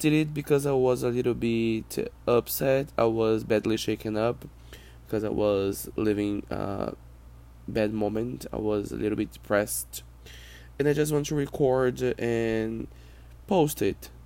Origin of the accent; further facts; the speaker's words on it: Brazil; first language Portuguese; English is a second language; I'm not an American. I'm not a native English speaker. I am Brazilian. I live in Brazil. I speak Portuguese.